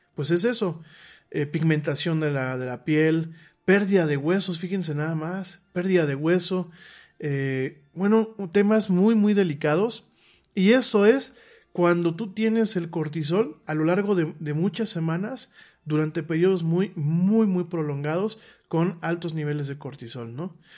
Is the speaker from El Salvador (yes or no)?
no; Mexico; en mi país